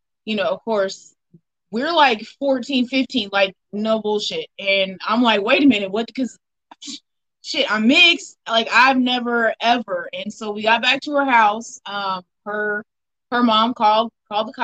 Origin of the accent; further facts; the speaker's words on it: Odessa, Missouri, United States; I am from a very small town here in Missouri. I'm from Odessa